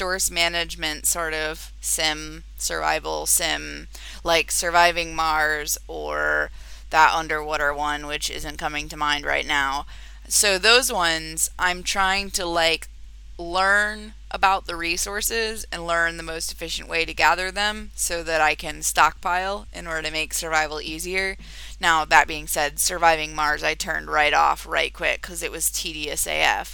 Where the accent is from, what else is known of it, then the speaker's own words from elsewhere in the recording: United Kingdom; moved away as an adult; now in United States; I've focused on the U.K. and the U.S.A., obviously, because I have links there